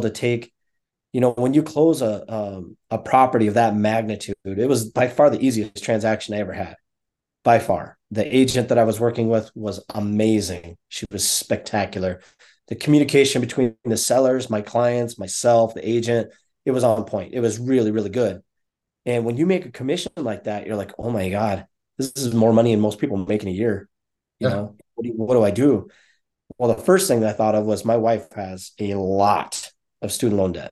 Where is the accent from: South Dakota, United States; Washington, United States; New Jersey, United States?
South Dakota, United States; also born or lived in Minnesota / Arizona / Colorado; now in Denver, United States; growing up in South Dakota